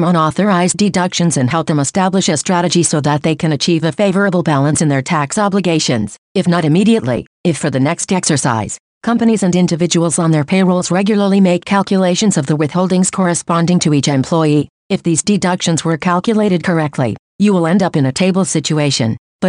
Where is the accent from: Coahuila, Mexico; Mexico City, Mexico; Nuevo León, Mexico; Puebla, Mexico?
Coahuila, Mexico; Matamoros; born there; Look, I was born in Ejido de Santa Ana del Pilar, municipality of Matamoros, Coahuila, which is a municipality conurbated with Torreón.